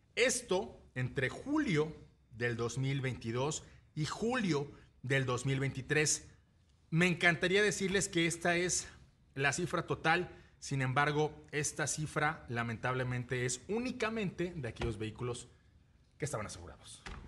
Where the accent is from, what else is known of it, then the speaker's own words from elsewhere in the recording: Mexico; como mexicanos